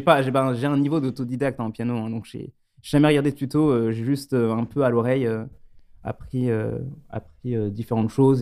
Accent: France; moved away as an adult; also born or lived in Lyon / Stuttgart; je suis originaire donc de Bénaud, où j'ai rencontré au lycée Simon et Tanguy

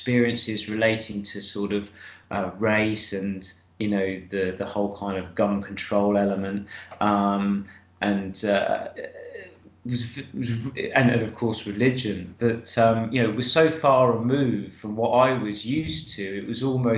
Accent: United Kingdom; being British

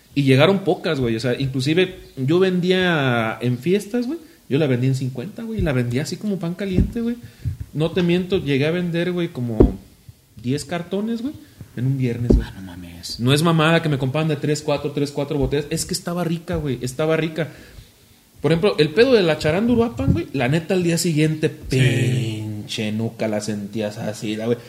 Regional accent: Zamora, Michoacán, Mexico; soy zamorano

